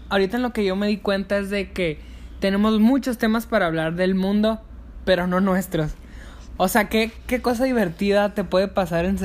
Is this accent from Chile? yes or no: no; Mexico; Así es, pues como buen mexicano tengo que tengo que arreglar